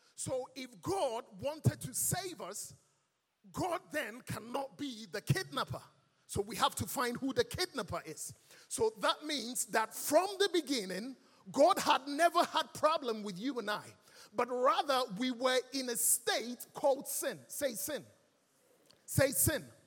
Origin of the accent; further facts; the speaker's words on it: Ghana; accent: Ghanaian; moved away; also born or lived in London; I was born and raised in our lovely mother Ghana. And I grew up here in Ghana